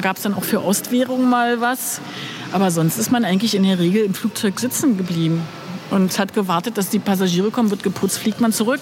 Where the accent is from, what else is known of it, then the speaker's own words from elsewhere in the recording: Berlin, Germany; ich bin Berlinerin